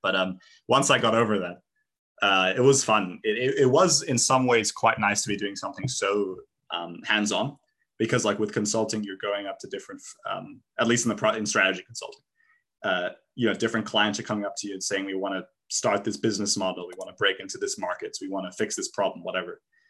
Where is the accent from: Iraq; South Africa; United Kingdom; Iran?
South Africa; moved away; I was almost like, even though I was South African, in some ways, I was like almost a foreigner in my home country.